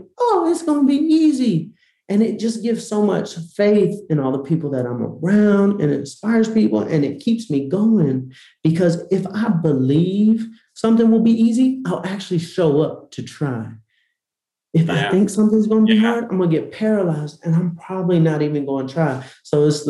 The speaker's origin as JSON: {"language": "English", "town": "Atlanta", "region": "Georgia", "country": "United States", "tie": "born or raised there", "said": "I grew up in Atlanta"}